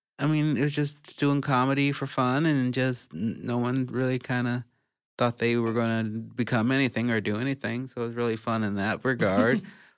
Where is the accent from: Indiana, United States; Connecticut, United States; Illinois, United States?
Illinois, United States; Chicago; also born or lived in Gardena, California / Portland, Oregon; now in Los Angeles, United States; I was born in Gardena, but I was raised in Chicago.